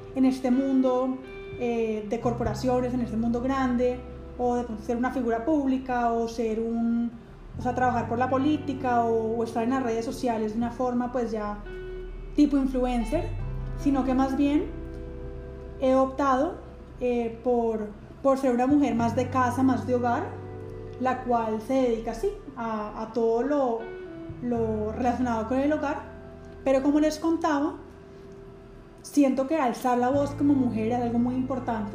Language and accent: Spanish; Cali, Valle del Cauca, Colombia; also born or lived in Florida, United States; regresar a mi, a mi ciudad natal, donde terminé mis estudios en psicología, en la universidad aquí pues de la ciudad, llamada la Universidad ICESI